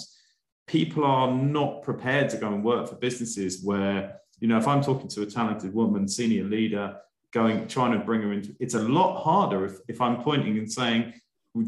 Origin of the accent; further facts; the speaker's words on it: United Kingdom; being a Brit